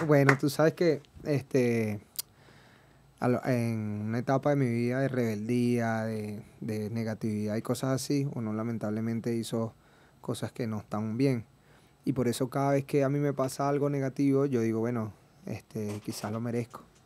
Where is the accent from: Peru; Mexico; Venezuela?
Venezuela; Margarita Island, Nueva Esparta; Soy margariteño